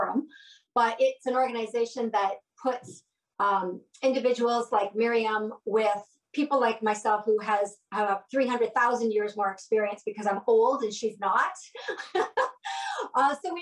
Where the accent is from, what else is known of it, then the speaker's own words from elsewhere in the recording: Canada; we're Canadian